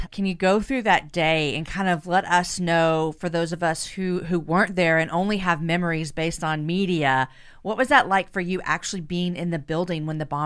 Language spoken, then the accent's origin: English; Louisiana, United States; moved away as an adult; now in Oklahoma City, United States; Yeah, well, I grew up in Louisiana